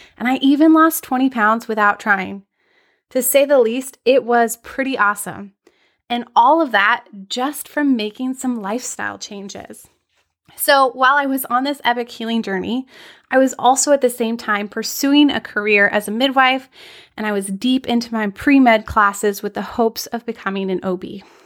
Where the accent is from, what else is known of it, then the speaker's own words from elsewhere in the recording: Anchorage, Alaska, United States; I'm tuning in from Anchorage, Alaska. I had the extreme privilege of growing up in one of the most wild and beautiful places in the world.